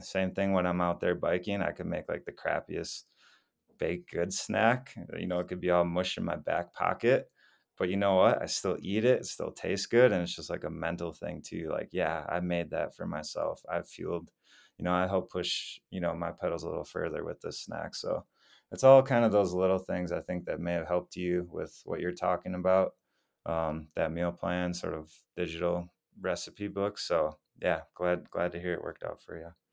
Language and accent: English; Wisconsin, United States; moved away as an adult; also born or lived in Minneapolis, Minnesota; now in Colorado, United States; I grew up in Wisconsin for most of my life